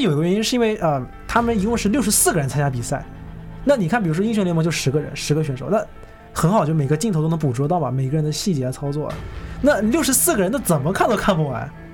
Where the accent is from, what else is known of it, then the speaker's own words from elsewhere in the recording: Shenzhen, Guangdong, China; 我是深圳人啊，我去过深圳的某些网吧